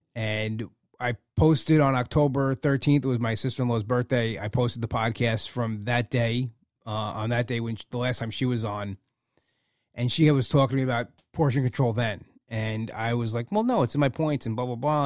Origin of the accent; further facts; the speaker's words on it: United States; as an American